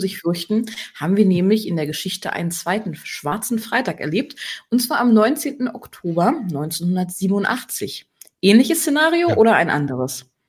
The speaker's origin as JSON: {"language": "German", "region": "Berlin", "country": "Germany", "tie": "born or raised there", "moved": "yes", "lives_now": "Rhineland, Germany", "said": "Ich als Berlinerin"}